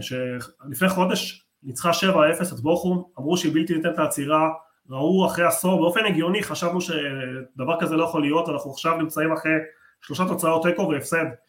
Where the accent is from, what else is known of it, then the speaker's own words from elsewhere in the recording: Argentina; moved away; אני נולדתי בארגנטינה